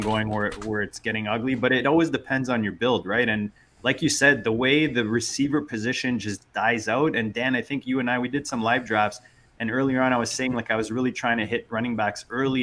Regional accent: Canada; as a Canadian

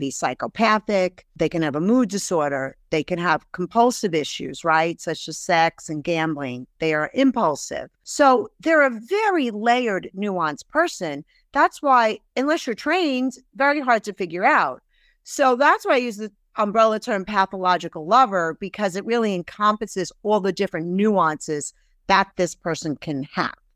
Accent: Brooklyn, New York, United States; also born or lived in England; I was raised in Brooklyn, really by a single mom

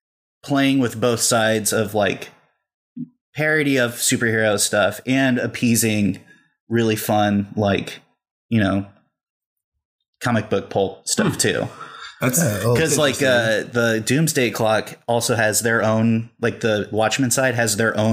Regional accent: Fresno, California, United States; now in Los Angeles, United States; I'm from California. Mm-hmm. I'm from Fresno, California. It's all right. It's the armpit of California. It's basically right in the middle, and it's the hottest, most

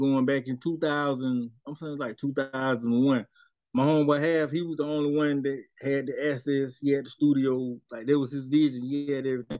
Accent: Spartanburg, South Carolina, United States; also born or lived in North Charleston, South Carolina / Columbia, South Carolina; I represent Sparkle City, man. I'm coming straight up out of Sparkle City, man. South Carolina

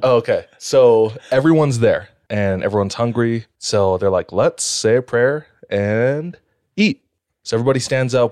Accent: Hawaii, United States; I'm from Hawaii

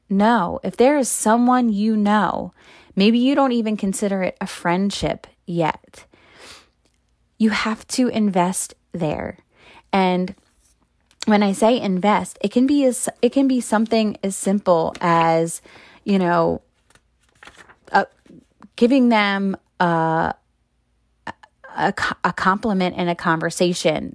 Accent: Maryland, United States; moved away as an adult; now in Pennsylvania, United States; I am not from Pennsylvania where I live now. I'm from Maryland

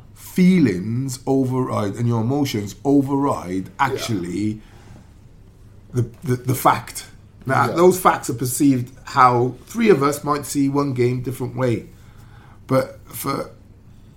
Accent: Wales, United Kingdom

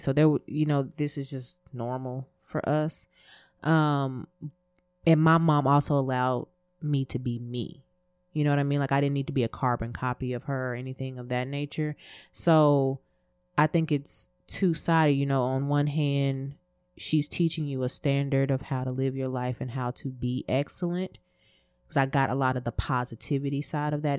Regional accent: Texas, United States; me growing up in Texas, I ain't gonna say where I grew up, um, I was normally the only black girl in my class

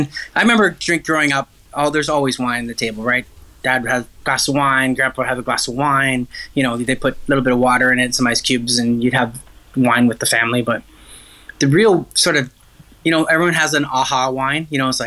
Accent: Ontario, Canada; And I was, you know, a kid growing up in Ontario.

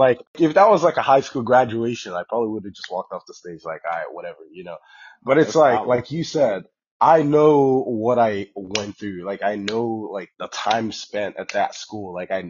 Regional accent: Texas, United States; moved away as an adult; also born or lived in Dallas, Texas / Austin, Texas; now in Portland, United States; we're from Texas, right? Like Texas is our spot

